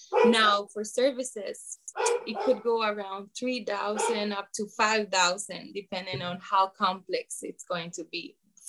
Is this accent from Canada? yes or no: no; San Jose, Costa Rica; now in Guanacaste, Costa Rica; I'm here in Guanacaste for 14 years. I came from San Jose and I love it.